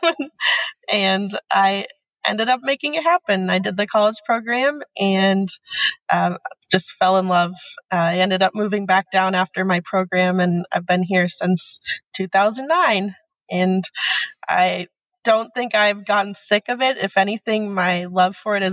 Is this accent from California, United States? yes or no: no; Pennsylvania, United States; moved away as an adult; now in Florida, United States; I am originally from Pennsylvania.